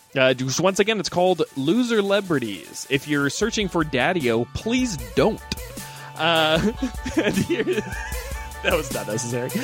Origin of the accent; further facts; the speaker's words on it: Missouri, United States; I grew up in Missouri